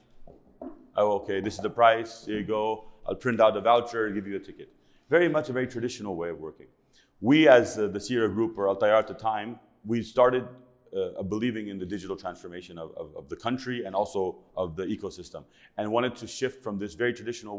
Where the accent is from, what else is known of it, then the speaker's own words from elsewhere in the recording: Los Angeles, California, United States; moved away as an adult; now in Saudi Arabia; I was born and raised in Los Angeles